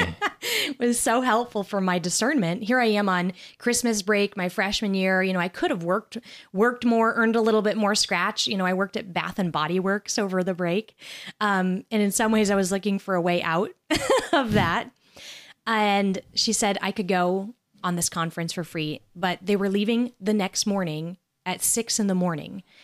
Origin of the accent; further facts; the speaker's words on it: Nebraska, United States; I was from Nebraska